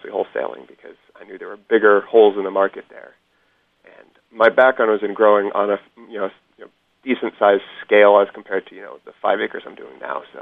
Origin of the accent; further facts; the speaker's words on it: Hudson Valley, Columbia County, New York, United States; moved away; I grew up in Hudson Valley in New York, about a half hour southeast of Albany, in Columbia County